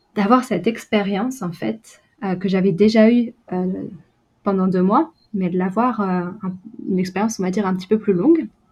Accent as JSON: {"language": "French", "region": "Brittany", "country": "France", "also_born_or_lived": "England", "moved": "as an adult", "lives_now": "New Zealand", "said": "je viens de Bretagne"}